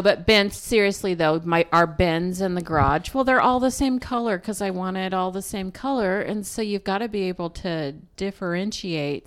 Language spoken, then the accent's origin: English; Pacific Northwest, United States; we're from the Pacific Northwest